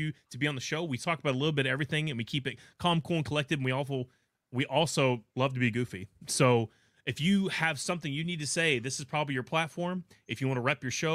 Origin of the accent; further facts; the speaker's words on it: New York City, New York, United States; I grew up in the five boroughs